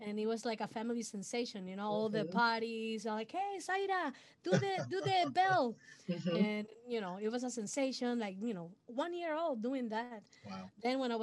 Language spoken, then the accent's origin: English; Puerto Rico; first language Spanish; English is a second language; I'm original from Puerto Rico. So my first language is Spanish. I'm born in a musical family